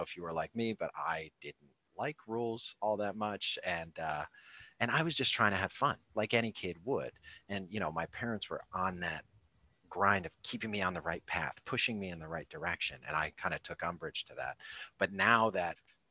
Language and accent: English; Rhode Island, United States; also born or lived in Cape Cod, Massachusetts; So I grew up in Rhode Island